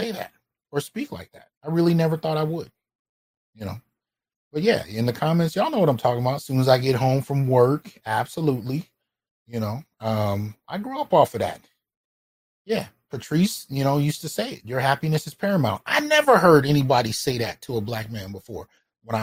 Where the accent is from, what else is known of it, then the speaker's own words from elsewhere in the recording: Bay Area, California, United States; also born or lived in Brooklyn, New York / San Jose / Santa Clara / Sunnyvale; I was born in Brooklyn, in Flatbush, Brooklyn, but I was raised in the Bay Area